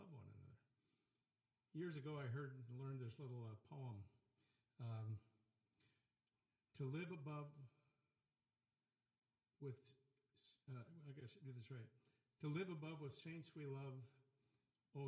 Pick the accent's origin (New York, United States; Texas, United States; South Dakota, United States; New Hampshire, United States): South Dakota, United States; moved away; I grew up in South Dakota